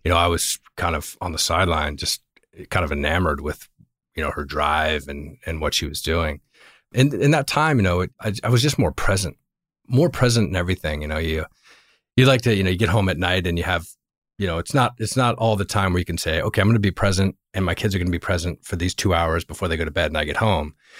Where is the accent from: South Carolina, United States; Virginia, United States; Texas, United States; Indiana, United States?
Virginia, United States; moved away as an adult; also born or lived in Northeast US / Europe / Los Angeles; now in Bay Area, United States; I actually am from Virginia. I grew up in Virginia.